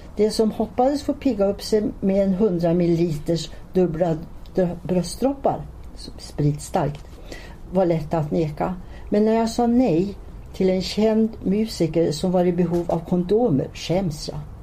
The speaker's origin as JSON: {"language": "Swedish", "region": "Norrland", "country": "Sweden", "also_born_or_lived": "Stockholm", "accent": "Norrland dialect", "moved": "yes", "said": "min norrländska dialekt"}